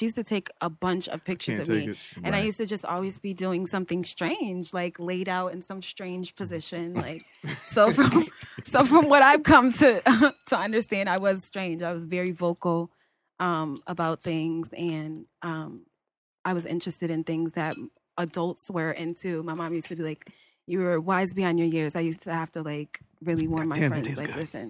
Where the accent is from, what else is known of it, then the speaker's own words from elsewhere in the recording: Bridgeport, Connecticut, United States; I came into this world in Bridgeport Hospital.